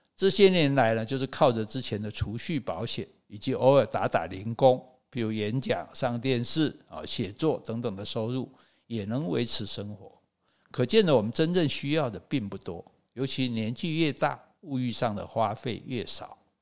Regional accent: Taichung, Taiwan; moved away; also born or lived in Wulai, New Taipei / Xueba; 从乌来搬回我的这个台中老家的时候，妈妈家

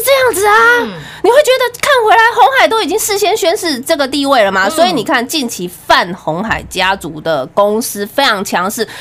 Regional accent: Taiwan; 我是那种从小是眷村长大的

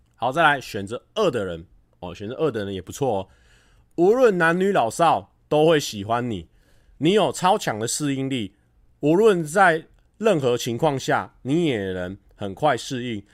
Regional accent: Taichung, Taiwan; 我们台中人

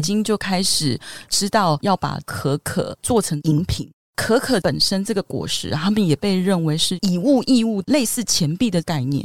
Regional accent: Taiwan; 我们台湾人也很爱吃多地多子

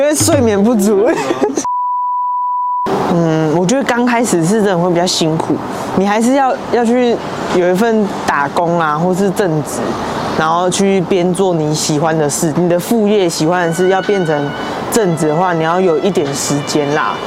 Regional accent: Taichung, Taiwan; now in Taipei, Taiwan; 我又之前在台中，因为我是台中人

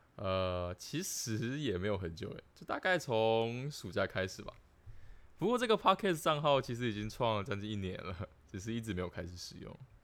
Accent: Tainan, Taiwan; moved away as an adult; now in Hsinchu, Taiwan; 因为我是台南人嘛，所以我就加入南有会

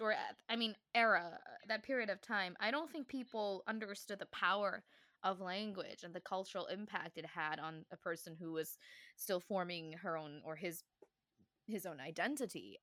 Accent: Taiwan; me learning what it meant to be Taiwanese. She always reminded me, like, "This is your, these are your roots. You speak Chinese.

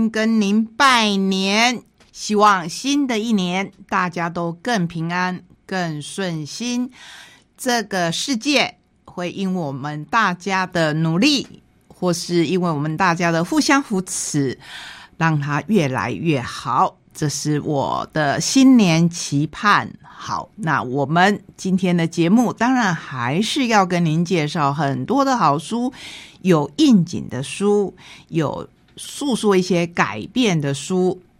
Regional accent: Taitung County, Taiwan; 这一本绘本也是我们台东人的作品，

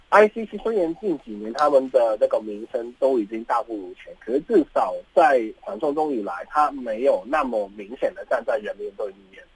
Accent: Hong Kong; 为什么我们香港人对I C A C还是有这样子的看法呢？

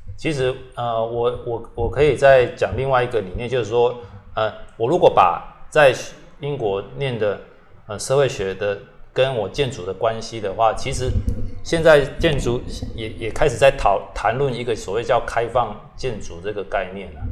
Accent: Kaohsiung, Taiwan; also born or lived in London, United Kingdom; 因为我本身是在这里长大嘛

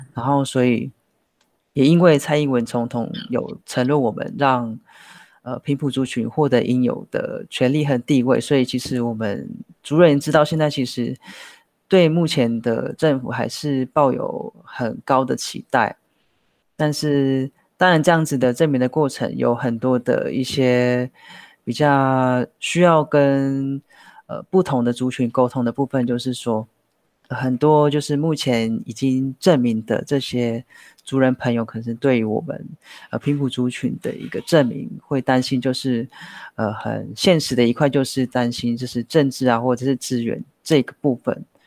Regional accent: Puli, Nantou County, Taiwan; 我来自，呃，南投埔里红瓦措部落

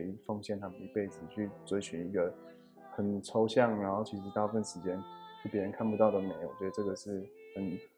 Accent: Taiwan; 我觉得在台湾长大的某一方面，我们不是很鼓励每个人在自我方面很多的表现啊，很多的对话。

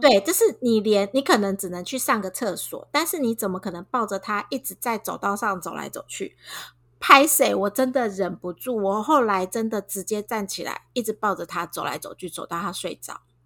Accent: Taiwan; 我们台湾人

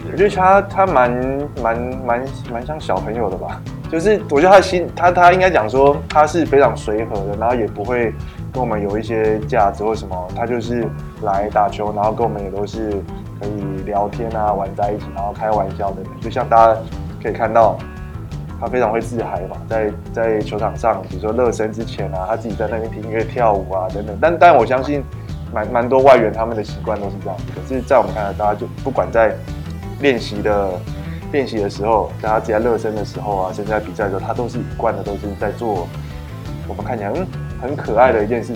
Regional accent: southern Taiwan, Taiwan; 我是出生在南部的选手

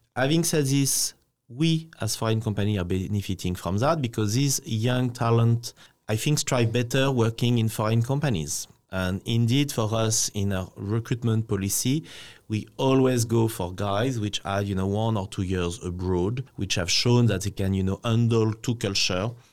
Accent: France; now in Taiwan

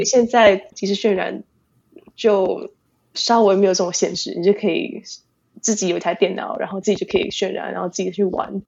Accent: Tainan, Taiwan; moved away as an adult; now in United States; 我是在台湾，台南，从家长大的，一直念，念到，基本上一直念到高中毕业

